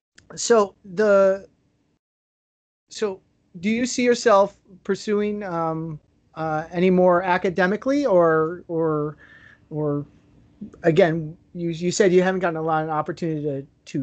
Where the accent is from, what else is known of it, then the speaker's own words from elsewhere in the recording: Chicago, Illinois, United States; also born or lived in Trinidad; now in Trinidad and Tobago; I'm from Chicago